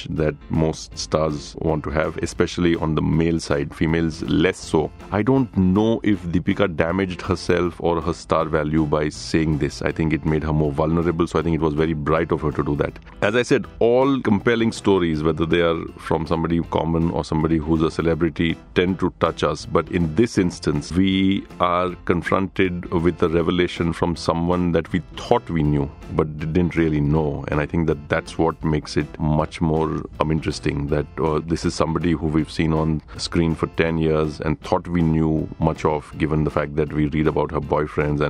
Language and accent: English; Surat, Gujarat, India; moved away as an adult; also born or lived in Bombay; I was raised in Surat